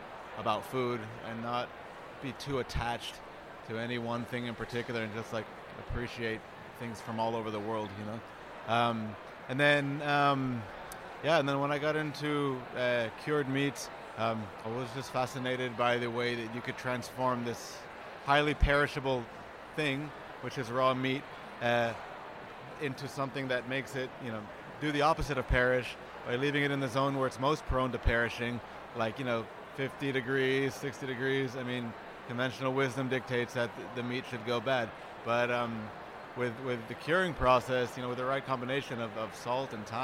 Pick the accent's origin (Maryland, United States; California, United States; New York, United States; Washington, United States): New York, United States; growing up in New York is such a melting pot. And so, I grew up in a Cuban-American household